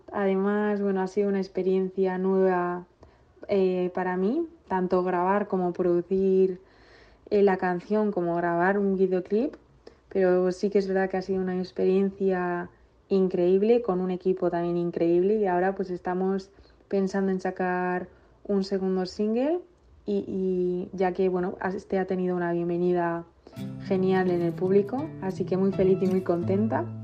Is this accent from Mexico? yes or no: no; Villabona, Basque Country, Spain; tengo 20 años y bueno, soy una cantante de Villabona